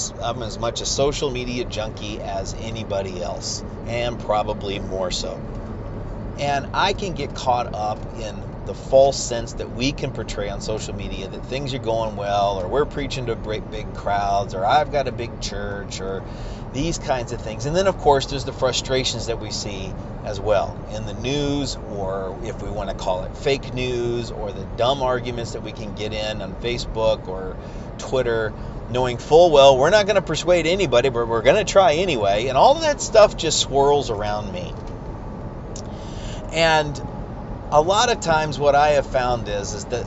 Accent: United States; as American Christians

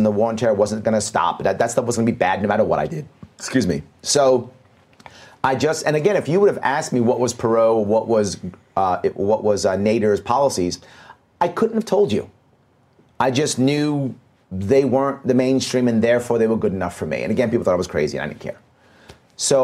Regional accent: New York City, New York, United States; as a youngster, I grew up in New York City

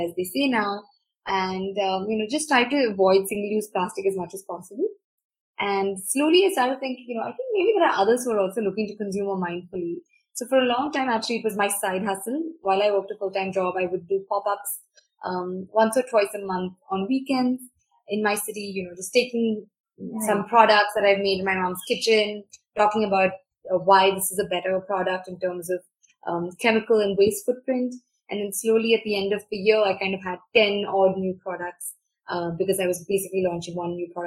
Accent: Bangalore, Karnataka, India; I grew up in Bangalore.

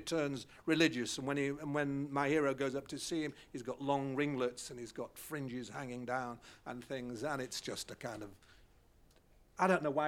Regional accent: England, United Kingdom; I am an English writer who happened to have grown up in a Jewish community

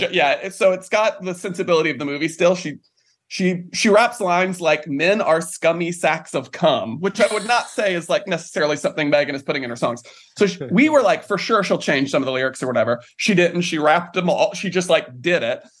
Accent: Morganton, North Carolina, United States; moved away as an adult; now in New York, United States; I grew up in North Carolina

